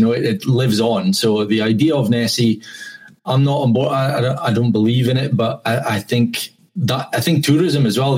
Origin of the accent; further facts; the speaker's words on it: Scotland, United Kingdom; I'm white. I'm from Scotland